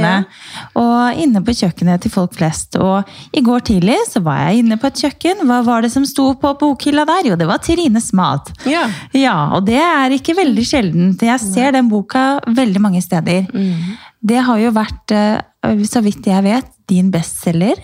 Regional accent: Romerike, Akershus, Norway; jeg er jo fra Romerike

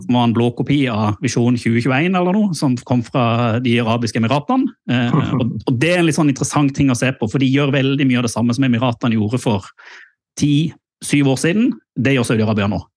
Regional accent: Mandal, Agder, Norway; da jeg vokste opp i, i Mandal.

